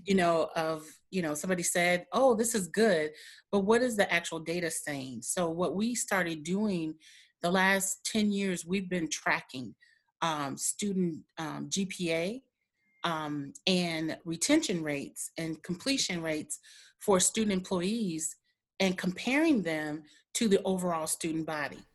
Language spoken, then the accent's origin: English; Milwaukee, Wisconsin, United States; also born or lived in Michigan